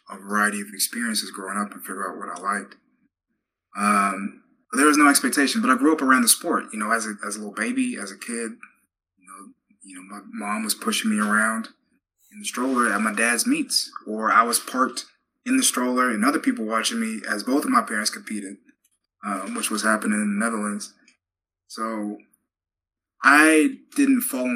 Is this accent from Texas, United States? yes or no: yes; Texas, United States; growing up in Texas, you know, from fourth grade on